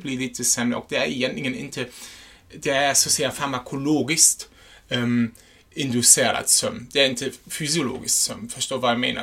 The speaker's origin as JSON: {"language": "Swedish", "country": "Germany", "second_language": "Swedish", "moved": "yes", "lives_now": "Sweden", "said": "jag är en tysk"}